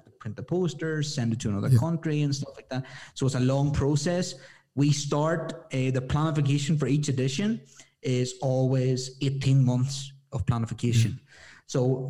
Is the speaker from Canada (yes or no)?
no; Ireland; moved away as an adult; now in Ecuador; I'm like an Irish boy